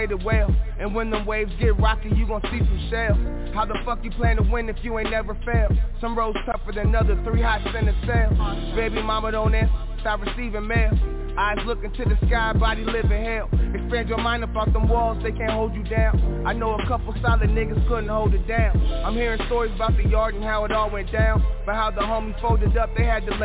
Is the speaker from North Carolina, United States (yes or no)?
yes; North Carolina, United States; I'm from North Carolina.